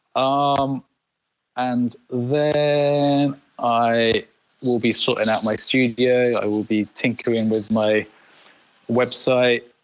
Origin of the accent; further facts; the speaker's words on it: United Kingdom; in the UK, is you know we're a bit more reserved